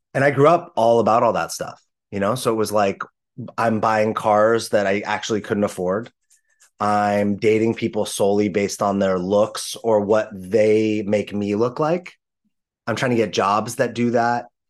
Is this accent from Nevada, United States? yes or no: no; Los Angeles, California, United States; I grew up in Los Angeles in the 80s and 90s